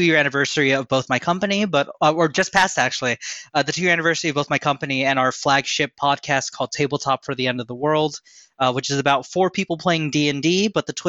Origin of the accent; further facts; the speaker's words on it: Baltimore, Maryland, United States; moved away as an adult; also born or lived in Japan; now in Philadelphia, United States; I'm from Baltimore, but I'm in Philly now.